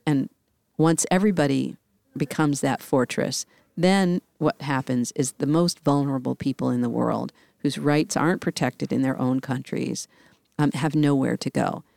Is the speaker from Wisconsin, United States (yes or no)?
no; Washington, District of Columbia, United States; It's in my hometown and, um, in D C